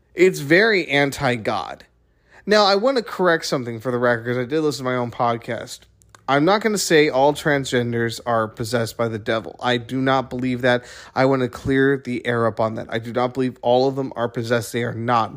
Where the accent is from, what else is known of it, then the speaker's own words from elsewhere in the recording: United States; as an American